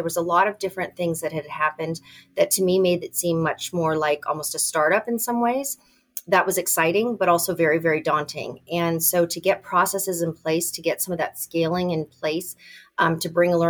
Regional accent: California, United States; now in Indiana, United States; I came from California and then ended up in Indiana, and I taught at IU as an adjunct for a long time.

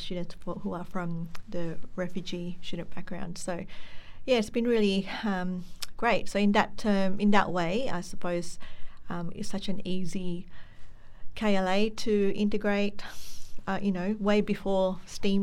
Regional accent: Philippines; now in Australia; I came from the Philippines

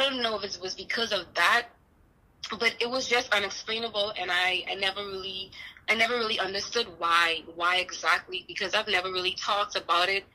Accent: Bahamas; now in Houston, United States; I'm not from Houston, Texas, but that's where I'm at now. I'm originally from the Bahamas.

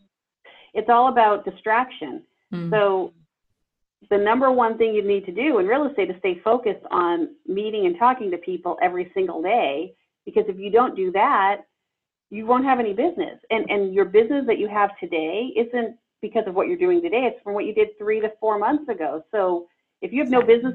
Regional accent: Boston, Massachusetts, United States; now in Redondo Beach, United States; I'm originally from Boston

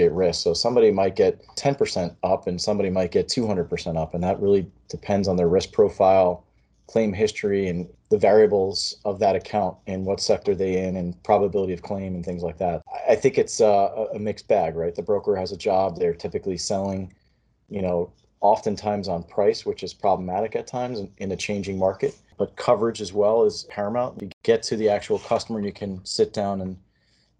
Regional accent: Monmouth County, New Jersey, United States; I grew up in Monmouth County, so I'm only a couple miles from the ocean.

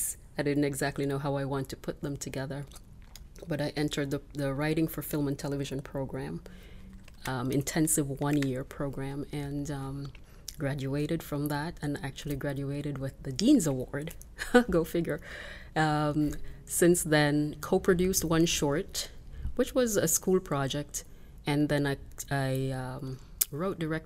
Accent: Jamaica; now in Canada; I was born and raised in Jamaica, and now I'm living in Canada

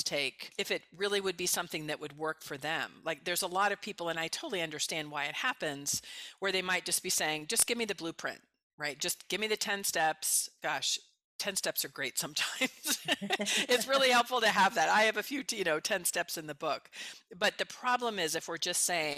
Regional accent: Bay Area, California, United States; also born or lived in Mexico / Colombia; I'm from the Bay Area originally.

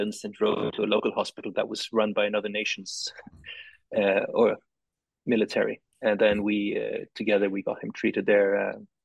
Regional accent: Tokyo, Japan; I grew up in Tokyo.

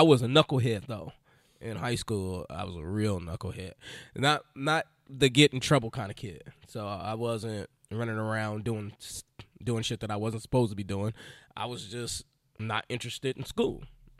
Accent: Illinois, United States; moved away as an adult; now in Philadelphia, United States; I was a little skinny kid, grew up in Illinois, and had seven brothers and sisters.

